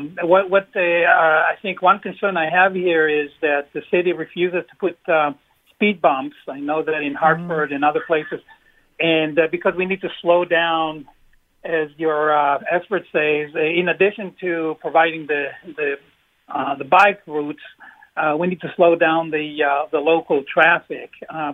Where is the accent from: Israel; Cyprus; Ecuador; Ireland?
Israel; now in New Britain, United States; I'm originally from Israel and I visit often.